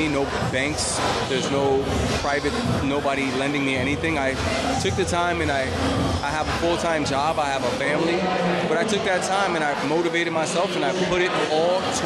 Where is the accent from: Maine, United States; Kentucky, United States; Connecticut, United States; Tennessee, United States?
Connecticut, United States; Bridgeport; I'm Puerto Rican. I'm from Bridgeport, Connecticut.